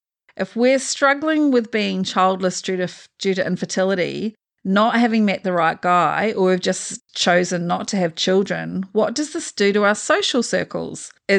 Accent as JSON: {"language": "English", "country": "New Zealand", "moved": "yes", "lives_now": "Australia", "said": "Actually, I'm a Kiwi."}